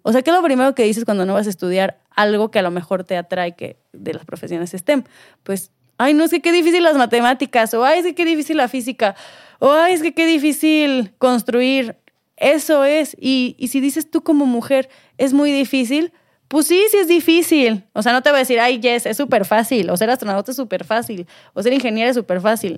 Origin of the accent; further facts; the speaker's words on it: Mexico; nosotros aquí en México